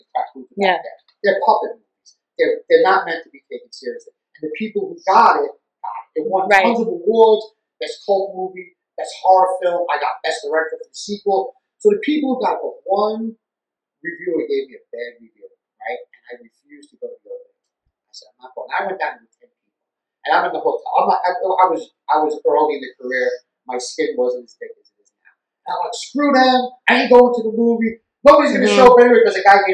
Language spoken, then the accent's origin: English; New York City, New York, United States; I grew up in the Bronx. I'm a Bronx filmmaker.